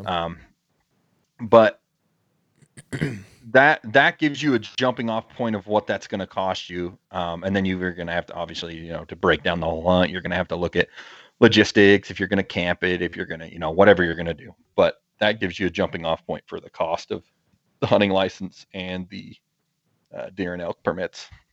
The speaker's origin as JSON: {"language": "English", "region": "Utah", "country": "United States", "tie": "born or raised there", "said": "my home state of Utah"}